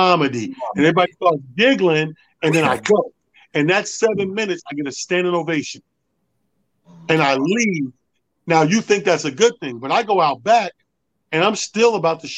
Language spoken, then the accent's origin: English; Mount Vernon, New York, United States; I'm from Mount Vernon